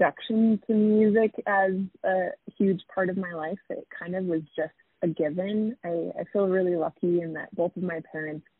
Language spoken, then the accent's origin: English; Ogden, Utah, United States; moved away as an adult; now in Salt Lake City, United States; I am from Ogden, Utah, but I currently reside in Salt Lake City